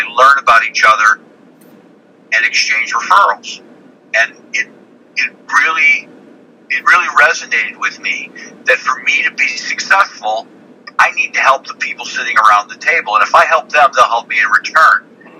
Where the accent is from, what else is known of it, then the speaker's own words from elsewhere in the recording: Chicago, Illinois, United States; born there; I was born in Chicago. My father was a high school teacher, and when I was finishing up kindergarten, he decided he was going to get his PhD.